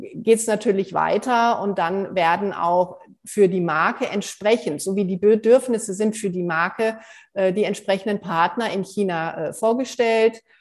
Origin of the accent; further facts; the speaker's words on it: Germany; bei uns in Deutschland